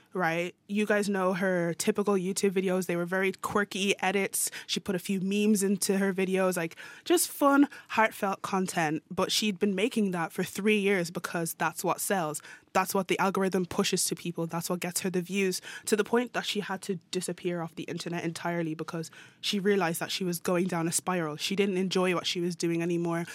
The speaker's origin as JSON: {"language": "English", "country": "Ireland", "moved": "as an adult", "lives_now": "Norway", "said": "I'm Irish"}